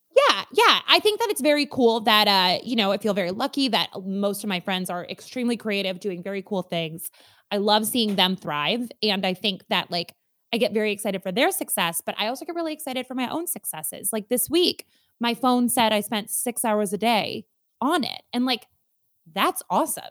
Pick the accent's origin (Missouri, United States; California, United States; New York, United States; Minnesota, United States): Minnesota, United States; I am so Minnesotan from the atoms of my being all the way outwards